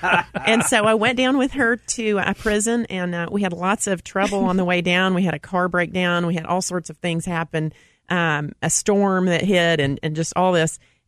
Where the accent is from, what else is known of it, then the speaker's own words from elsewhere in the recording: Knoxville, Tennessee, United States; also born or lived in Oak Ridge; I'm from Tennessee.